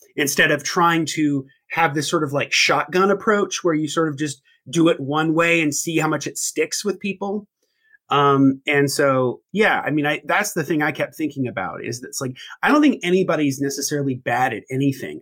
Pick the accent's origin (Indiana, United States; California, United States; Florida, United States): Indiana, United States; born and raised in Indiana, is in the Midwest